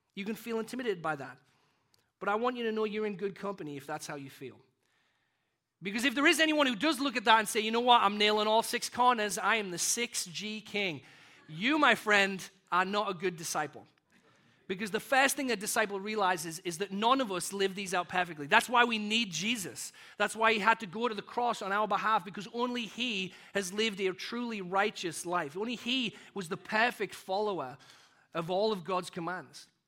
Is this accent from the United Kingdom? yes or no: yes; United Kingdom; also born or lived in Texas, United States; now in North Aurora, United States; I kind of live in this identity as a British and a, and American